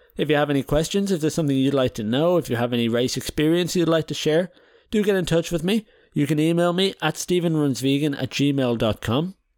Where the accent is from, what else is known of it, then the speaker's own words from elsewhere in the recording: Ireland; now in Netherlands; we're Irish, but I live in the Netherlands